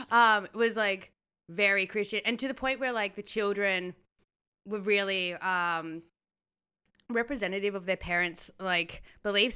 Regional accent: Australia; as a Australian

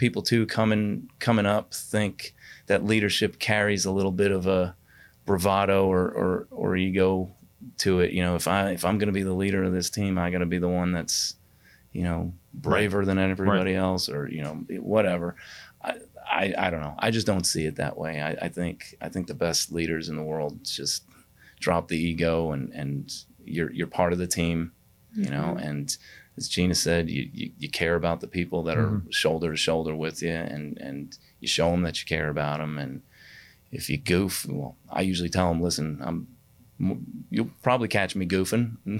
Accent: New York, United States; born there; I was born in New York. I didn't live there very long, but I still have family up there.

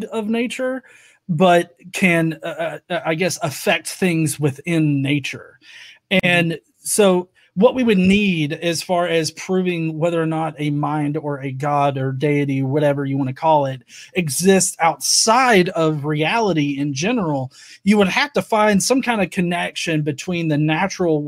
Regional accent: the South, United States; I'm from the South. I don't speak like, you know, high-speed train speeds

